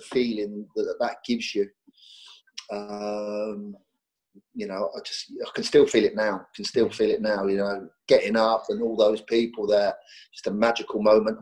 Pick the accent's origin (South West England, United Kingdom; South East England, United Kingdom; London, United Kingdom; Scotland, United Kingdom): South East England, United Kingdom; Reading; I was born and bred in Reading